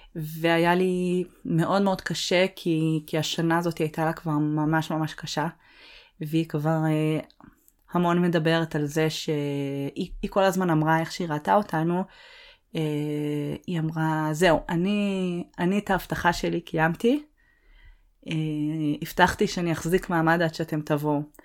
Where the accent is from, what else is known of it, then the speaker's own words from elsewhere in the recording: Northern Israel, Israel; moved away as an adult; אני צפונית